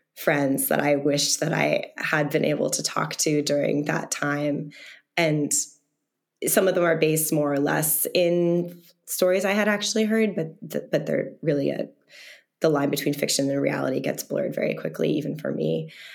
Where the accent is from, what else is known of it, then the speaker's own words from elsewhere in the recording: the Berkshires, Massachusetts, United States; I'm from the Berkshires, um, a very rural part of Massachusetts.